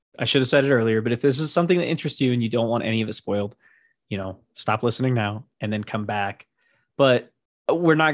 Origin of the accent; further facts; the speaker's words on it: United States; I am American through and through